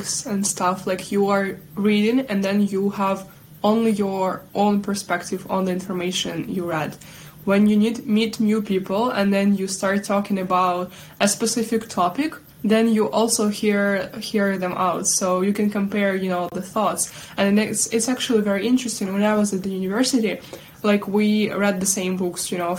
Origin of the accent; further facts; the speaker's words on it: Sumy, Sumy Oblast, Ukraine; also born or lived in Kyiv; So Sumy, my native city Sumy